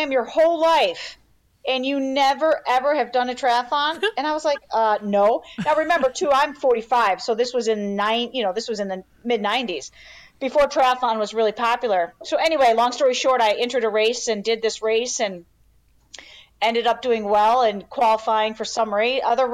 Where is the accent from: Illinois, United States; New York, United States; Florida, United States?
Illinois, United States; Chicago; born and raised in Chicago, you know, born and raised in the Chicago suburbs